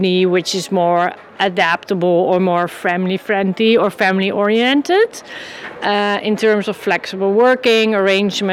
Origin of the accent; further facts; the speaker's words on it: Amsterdam, North Holland, Netherlands; I'm from the Netherlands, Amsterdam, and my company is Pro Parents.